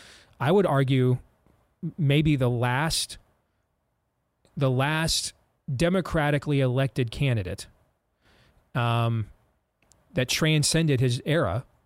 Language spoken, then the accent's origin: English; Iowa, United States; comes to my home state of Iowa or nationally for the first time